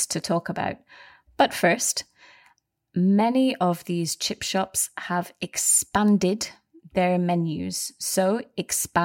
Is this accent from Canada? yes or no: no; Scotland, United Kingdom; we are both from Scotland